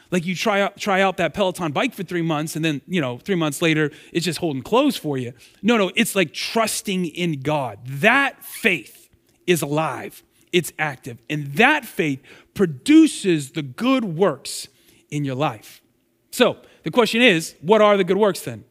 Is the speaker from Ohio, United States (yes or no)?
yes; Girard, Ohio, United States; moved away; I grew up in Girard and graduated from Girard